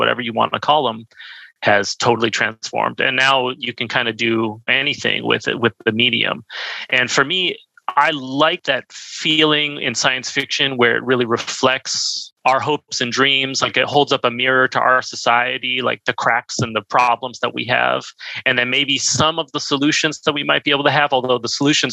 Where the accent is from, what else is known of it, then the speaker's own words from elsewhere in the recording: San Diego, California, United States; moved away as an adult; now in Montreal, Canada; I'm originally from San Diego, or I grew up in San Diego